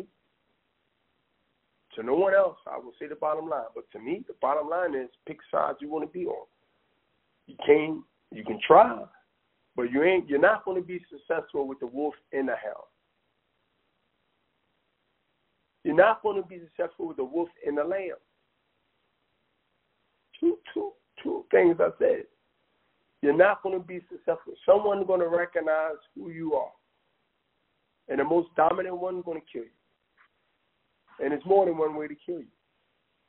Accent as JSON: {"language": "English", "region": "East Coast", "country": "United States", "said": "I'm an East Coast guy"}